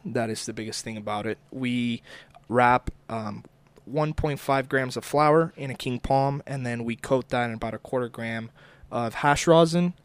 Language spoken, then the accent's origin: English; Florida, United States; moved away as an adult; now in Oklahoma, United States; We're originally from Florida, and we relocated our family about two years ago